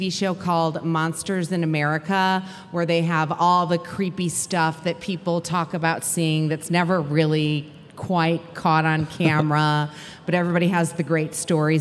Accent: outside of Chicago, Illinois, United States; moved away; I grew up outside of Chicago

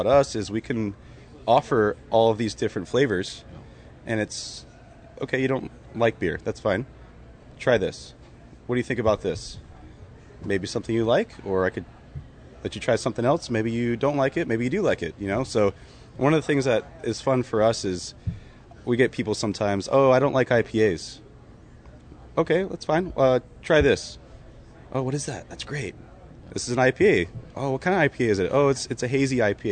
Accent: Chula Vista, California, United States; I grew up here in Chula Vista

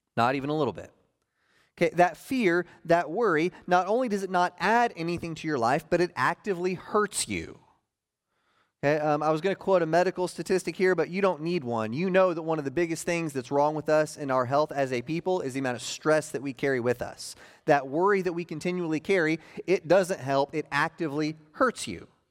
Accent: Oklahoma, United States; I grew up in Oklahoma

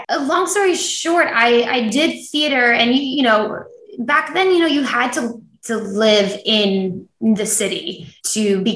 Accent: New Jersey, United States; I grew up in New Jersey

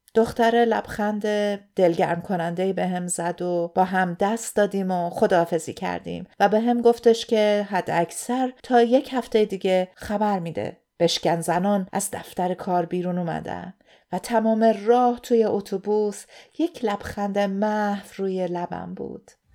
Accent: Iran; moved away as an adult; now in Australia; داشتم از ایران می اومدم بیرون

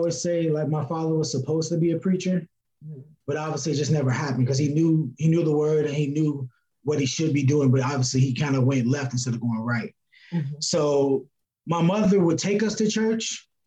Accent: Gary, Indiana, United States; also born or lived in Chicago, Illinois; I was born in Chicago, Eric, but I actually grew up in Gary, Indiana

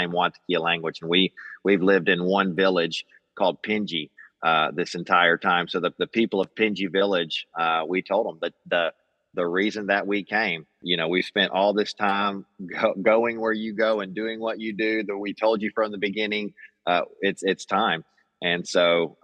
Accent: Magnolia, Arkansas, United States; moved away as an adult; also born or lived in Papua New Guinea; I'm from South Arkansas. Grew up here in Magnolia, Arkansas

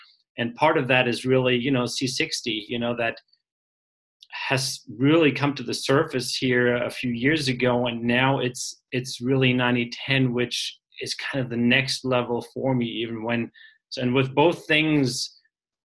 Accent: Germany; moved away; I'm from Germany originally

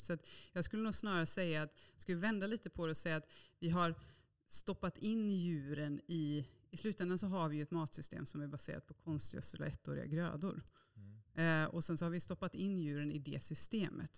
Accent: Bokenäs, Västra Götaland, Sweden; Jag är ju född och uppvuxen i Bokenäs i Bohuslän, så på landet.

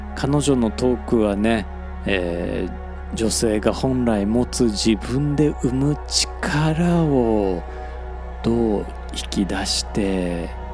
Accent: Hyogo, Japan; accent: Osaka dialect (self-described; native at home Tokyo dialect); also born or lived in Osaka; 僕はあの3歳まで大阪住んでましたんで、まあ、その後はね あの兵庫県の方にね引っ越したんですけれども

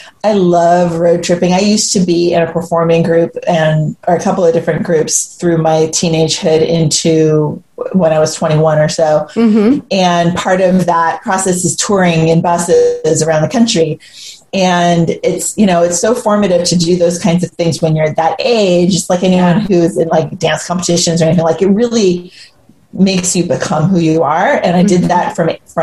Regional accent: Cupertino, California, United States; also born or lived in San Jose / New York; I grew up in Silicon Valley. I grew up mostly in Cupertino.

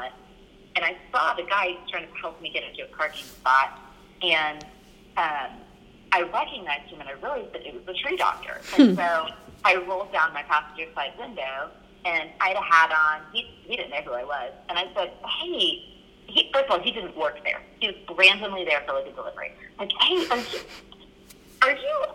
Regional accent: Japan; moved away; I grew up in Japan

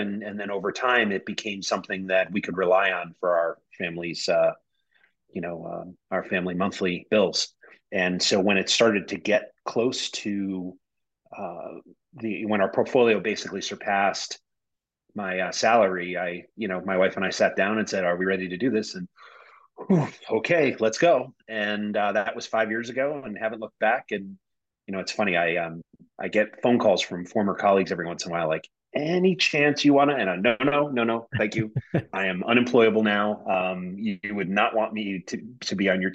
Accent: Connecticut, United States; born and bred in Connecticut, I'm a Northeast guy

